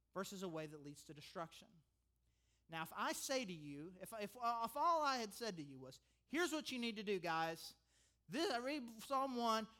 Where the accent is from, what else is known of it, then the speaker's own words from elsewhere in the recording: United States; I'm an American